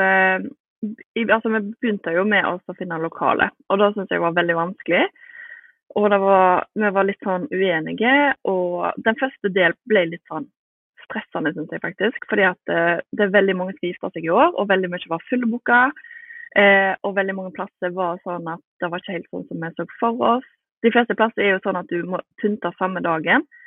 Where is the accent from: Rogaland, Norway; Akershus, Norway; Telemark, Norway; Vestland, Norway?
Vestland, Norway; Bømlo; moved away; Men vi var hjemme på Bømlo, der som jeg er fra